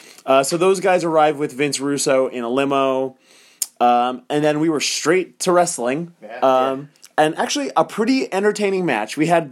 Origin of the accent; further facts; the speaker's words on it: Las Cruces, New Mexico, United States; We are from Las Cruces, New Mexico.